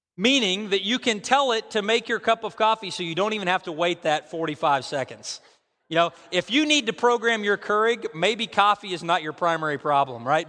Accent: United States; I, I grew up in America, you know, I, I, I grew up in very close to these parts

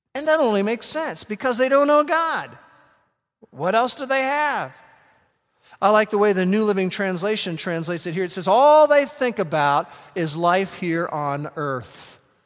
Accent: Norman, Oklahoma, United States; first language English; I grew up in this part of the world

